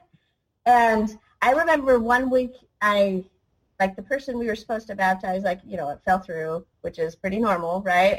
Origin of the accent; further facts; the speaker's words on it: United States; I'm American